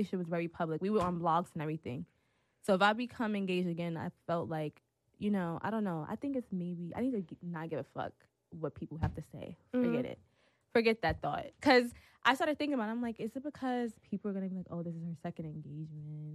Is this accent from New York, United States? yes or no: yes; New York City, New York, United States; now in Atlanta, United States; I'm from Brooklyn